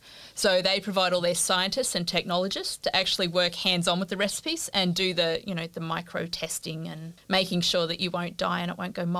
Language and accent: English; Australia; And one of my bugbears as an Australian is if I think Italian, I can think pasta.